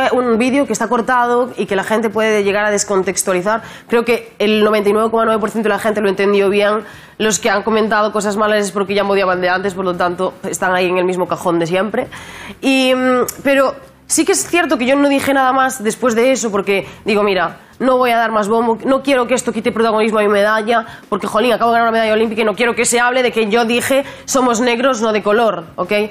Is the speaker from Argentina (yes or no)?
no; Spain; la gente me siente española, porque yo soy, que soy española